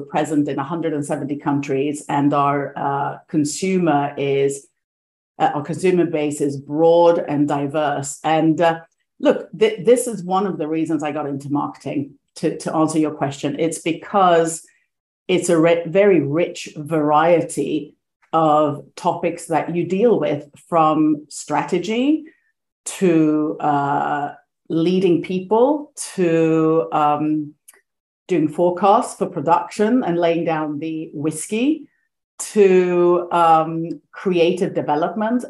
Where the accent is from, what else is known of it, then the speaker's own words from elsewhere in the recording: Greece; moved away; also born or lived in Sweden; I was born in Sweden, but grew up most of my life in Greece